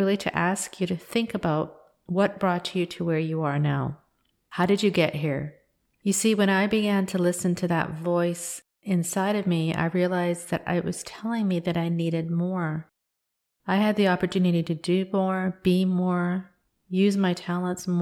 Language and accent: English; Canada; also born or lived in Kenya; I'm an Indian woman. I'm born in Kenya, and I was raised in Canada